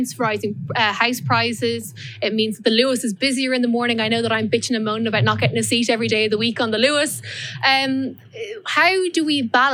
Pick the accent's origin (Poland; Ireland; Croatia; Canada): Ireland; Dublin, Leinster; I grew up in this area as well. So my parents are from 10 minutes down the road